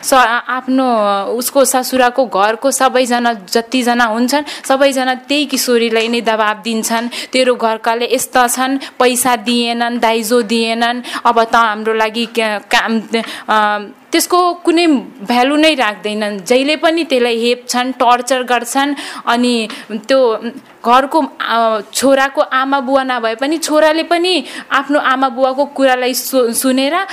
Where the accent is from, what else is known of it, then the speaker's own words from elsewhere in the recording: Kapilvastu, Lumbini Province, Nepal; म कबनपा तिन कपिलवस्तुबाट आएको